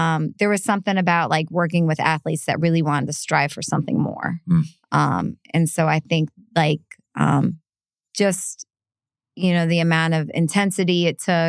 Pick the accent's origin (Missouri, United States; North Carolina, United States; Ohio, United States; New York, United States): Missouri, United States; St. Louis; moved away as an adult; also born or lived in Gainesville, Florida / Atlanta; I grew up in St. Louis